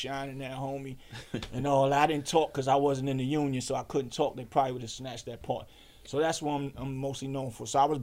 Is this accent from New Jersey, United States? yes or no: no; New York City, New York, United States; from Harlem. I'm one of the Harlem greatest